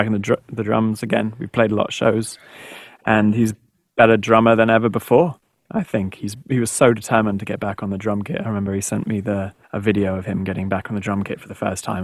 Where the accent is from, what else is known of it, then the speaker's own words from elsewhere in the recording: Texas, United States; I grew up in Texas, and there's a lot of, as a boy growing up in Texas